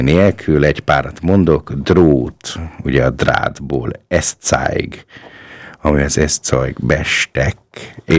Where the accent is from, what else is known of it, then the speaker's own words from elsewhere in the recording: Hungary; also born or lived in Upper Austria; now in Linz, Austria; mi magyarok tudjuk